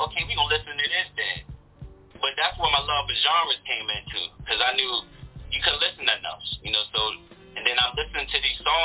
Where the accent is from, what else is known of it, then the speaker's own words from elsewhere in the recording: Baton Rouge, Louisiana, United States; now in Lexington Park, United States; I was born in Baton Rouge, Louisiana. I'm from the South